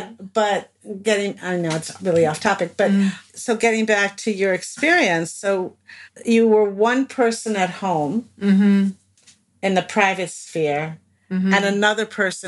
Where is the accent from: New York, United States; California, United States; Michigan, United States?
New York, United States; And as a New Yorker coming to Houston, the first thing I noticed was the signs that said you can buy a gun here